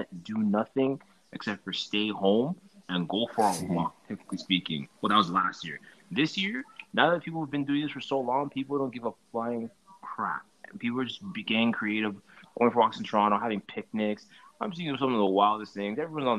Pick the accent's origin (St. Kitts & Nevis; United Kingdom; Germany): St. Kitts & Nevis; also born or lived in Trinidad and Tobago; And since I'm from St. Kitts and Trinidad, I did both.